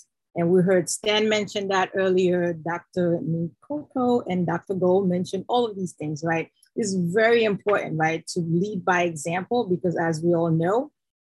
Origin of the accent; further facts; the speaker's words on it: Haiti; moved away; I'm originally from Haiti